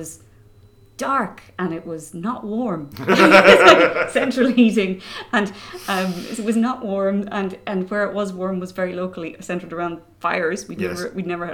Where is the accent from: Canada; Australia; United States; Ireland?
United States; New York; moved away; I was born in New York in 1970